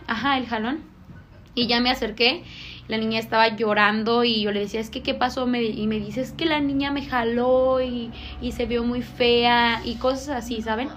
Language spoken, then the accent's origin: Spanish; Manuel Doblado, Guanajuato, Mexico; yo soy de Doblado